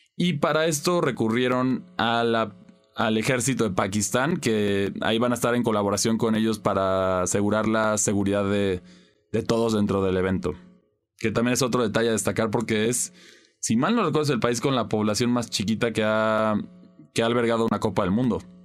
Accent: Mexico; como mexicano

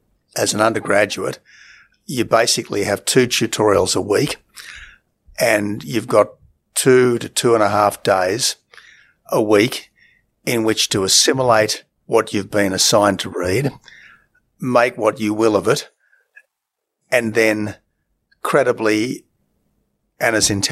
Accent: Australia; also born or lived in England; I was born in England. My sister was born in England. Family came back to Australia and lived happily ever after.

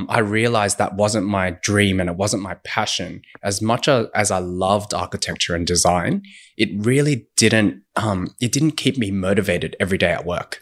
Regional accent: Sydney, New South Wales, Australia; moved away as an adult; also born or lived in Shanghai / Beijing; now in Sydney, Australia; I'm from Sydney

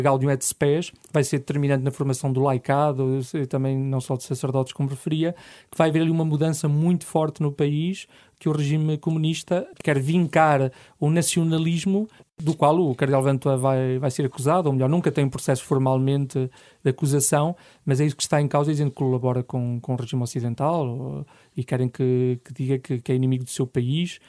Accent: Lamego, Norte, Portugal; moved away as an adult; also born or lived in Lisbon / Caparica / Setúbal; Sou natural de Lamego, onde nasci e cresci aos pés da Senhora dos Remédios

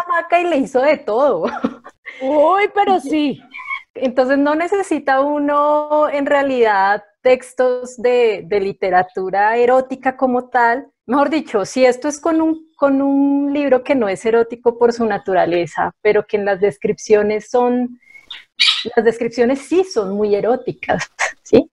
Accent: Bogotá, Colombia; soy bogotana, eh, casi toda mi vida he vivido acá

